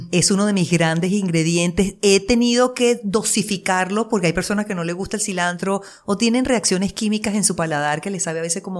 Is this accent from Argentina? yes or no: no; Venezuela; accent: Venezuelan; moved away as an adult; also born or lived in Miami, United States / Las Vegas, United States; now in United States